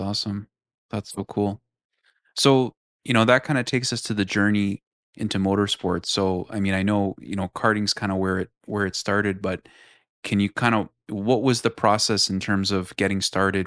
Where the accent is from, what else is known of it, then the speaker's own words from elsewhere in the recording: Toronto / Markham, Ontario, Canada; we're both from Toronto and Markham